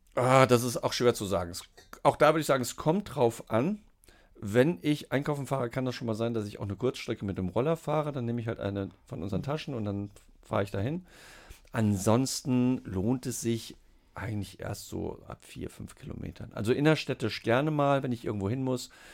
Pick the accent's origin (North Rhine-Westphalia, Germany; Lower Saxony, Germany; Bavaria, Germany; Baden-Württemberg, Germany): North Rhine-Westphalia, Germany; Siegen; also born or lived in Hesse / Oldenburg; now in Hanover, Germany; gebürtig aus Siegen-Geisweit. Ähm, einen Schlenker über Hessen gemacht, nach Norddeutschland gekommen zum Studieren